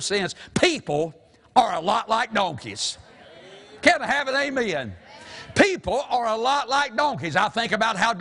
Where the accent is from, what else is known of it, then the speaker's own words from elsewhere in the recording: the South, United States; we're from the South